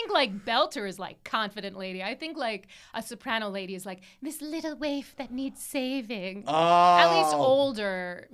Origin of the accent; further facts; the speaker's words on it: Boca Raton, Florida, United States; I am from Boca Raton, Florida.